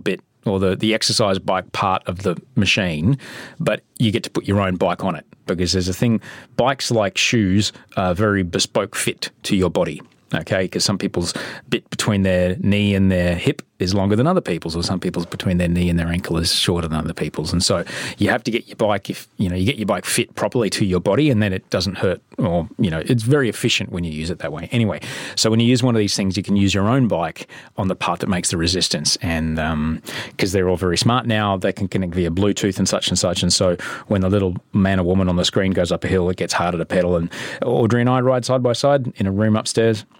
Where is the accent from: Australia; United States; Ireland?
Australia; Brisbane, Queensland; when I grew up in Brisbane.